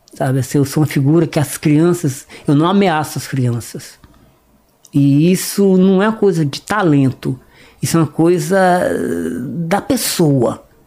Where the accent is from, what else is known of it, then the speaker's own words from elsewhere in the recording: Northeast Region, Brazil; accent: nordestino; moved away; also born or lived in Fortaleza; eu sou nordestino.